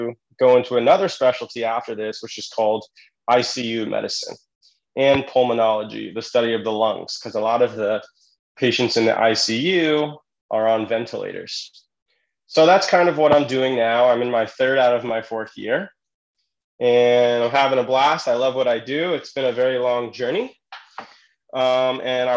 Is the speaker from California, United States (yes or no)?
yes; California, United States; I'm from California, and I went to college there